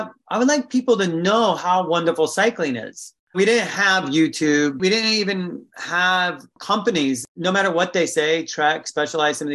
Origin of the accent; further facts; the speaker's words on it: California, United States; moved away; I'm from California originally